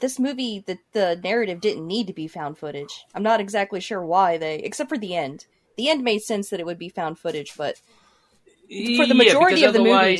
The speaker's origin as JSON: {"language": "English", "country": "United States", "said": "we as Americans"}